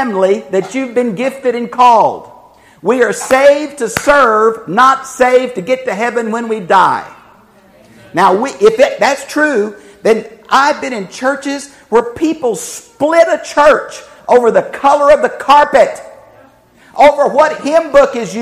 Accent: United States; we are American Christians

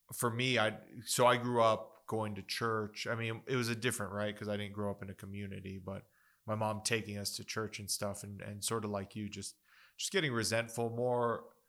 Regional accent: Las Cruces, New Mexico, United States; I, I grew up in Las Cruces

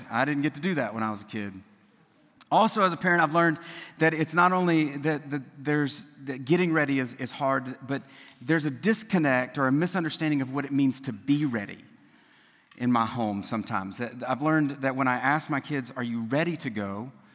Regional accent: South Louisiana, United States; I'm from South Louisiana

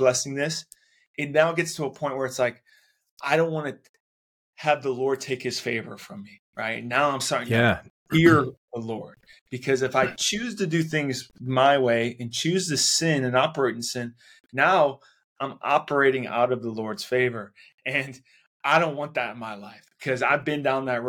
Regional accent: Cleveland, Ohio, United States; I grew up on in Cleveland, Ohio

